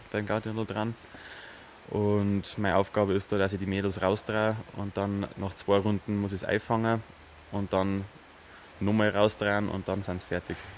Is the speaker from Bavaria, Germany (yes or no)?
yes; Chiemgau, Bavaria, Germany; bei uns im Chiemgau